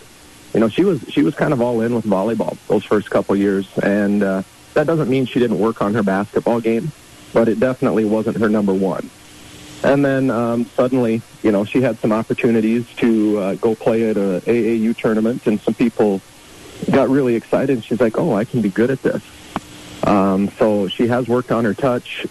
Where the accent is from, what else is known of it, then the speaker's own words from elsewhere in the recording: Yankton, South Dakota, United States; I grew up in Yankton